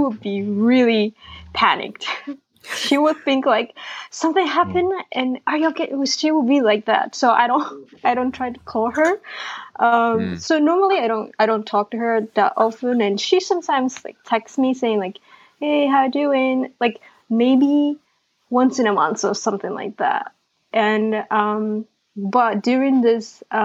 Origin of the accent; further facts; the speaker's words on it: Japan; now in New York, United States; I'm Japanese. I'm from Japan.